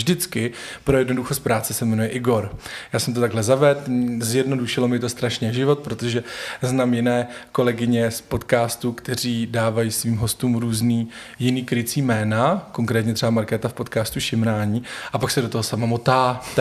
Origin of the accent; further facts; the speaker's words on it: eastern Bohemia, Czechia; moved away as an adult; now in Prague, Czechia; Žiju v Praze už 8 let, ale původem jsem z venkova, z východních Čech.